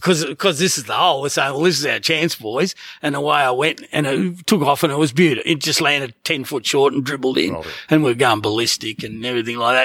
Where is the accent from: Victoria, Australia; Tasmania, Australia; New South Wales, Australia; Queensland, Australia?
Queensland, Australia; Gold Coast; Gold Coast. it's still my hometown